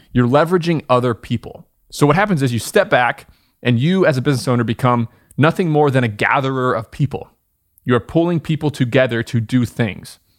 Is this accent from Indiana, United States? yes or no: yes; Southern Indiana, United States; moved away as an adult; also born or lived in upstate New York; I was born in Southern Indiana, went to school in upstate New York